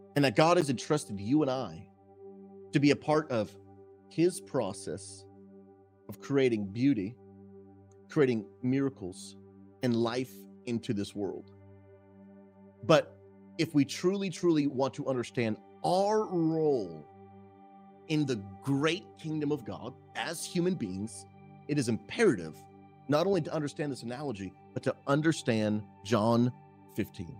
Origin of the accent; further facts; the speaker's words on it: Massachusetts, United States; my wife and I, we grew up in Massachusetts and New England